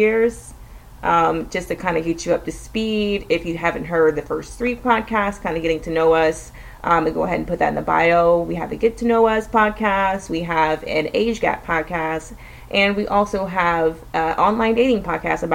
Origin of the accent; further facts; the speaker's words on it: Austin, Texas, United States; we're living in Central Texas, just in the outskirts of Austin, which is my hometown